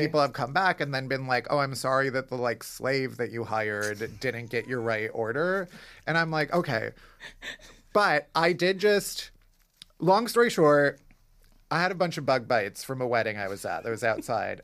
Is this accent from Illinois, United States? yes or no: yes; Chicago, Illinois, United States; now in New York, United States; I'm from Chicago